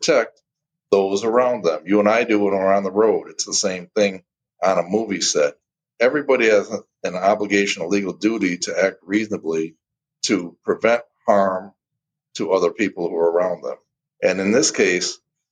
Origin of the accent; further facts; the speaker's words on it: Detroit, Michigan, United States; I'm born and raised in Detroit, Michigan. Spent my whole life in the Detroit area